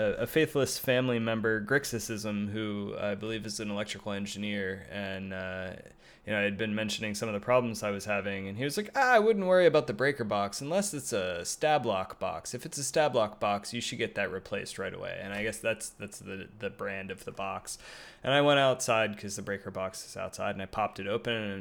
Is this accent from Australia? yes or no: no; Pittsburgh, Pennsylvania, United States; now in Santa Cruz, United States; I grew up in Pittsburgh, Pennsylvania